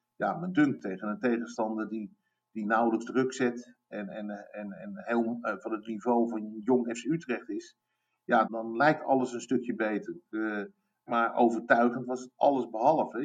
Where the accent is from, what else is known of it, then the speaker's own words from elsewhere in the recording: United States; moved away; Ik ben een half Amerikaan. Ehm, ik ben opgegroeid in Amerika.